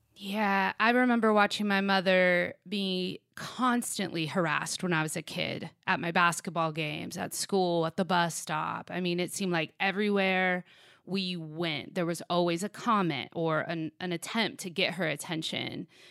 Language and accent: English; Sacramento, California, United States; my hometown of Sacramento